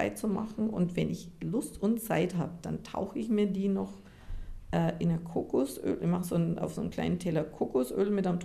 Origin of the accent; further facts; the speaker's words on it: Japan; wir kommen aus Japan und in Japan gibt es so eine Druckpunktmassage